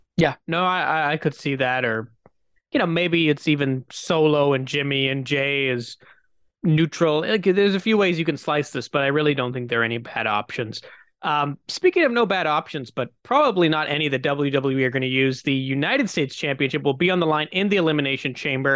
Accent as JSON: {"language": "English", "country": "Canada", "said": "as a Canadian"}